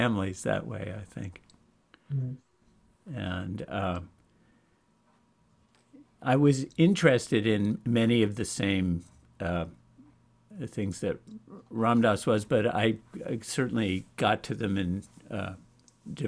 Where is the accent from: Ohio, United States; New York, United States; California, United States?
New York, United States; I grew up in around New York